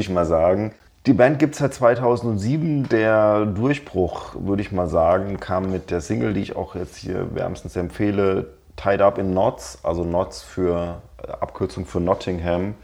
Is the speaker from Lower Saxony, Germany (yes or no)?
no; Darmstadt, Hesse, Germany; habe ich den größten Teil meines Lebens in Südhessen verbracht, in Darmstadt, wo ich auch jetzt wieder wohne